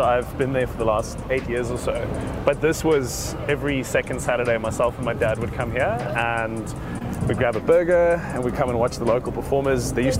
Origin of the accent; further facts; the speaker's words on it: Cape Town, Western Cape, South Africa; moved away as an adult; now in Johannesburg, South Africa; I left when I was 23